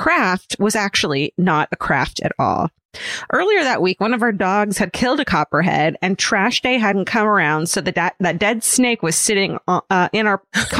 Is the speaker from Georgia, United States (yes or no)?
yes; Atlanta, Georgia, United States; I grew up in Atlanta near the Chattahoochee River, which meant particularly in the warm months that snakes were a pretty regular occurrence.